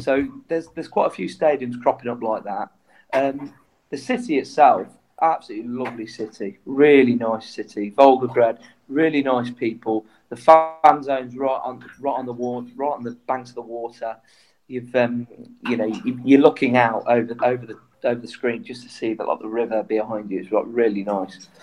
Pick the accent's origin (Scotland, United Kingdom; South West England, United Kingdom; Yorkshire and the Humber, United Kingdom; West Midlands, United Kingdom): West Midlands, United Kingdom; Coventry; I'm from Coventry